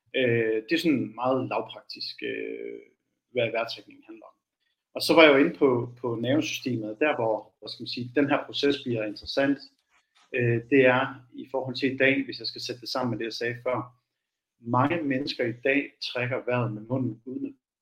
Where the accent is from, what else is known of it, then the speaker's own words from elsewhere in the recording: Aalborg, North Denmark Region, Denmark; now in Copenhagen, Denmark; jeg er fra Aalborg, oprindeligt bor i København